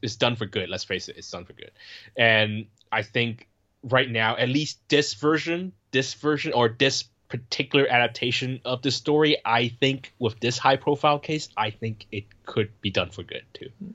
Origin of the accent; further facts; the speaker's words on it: Bay Area, California, United States; I grew up in the Bay Area where you have a lot of Asian people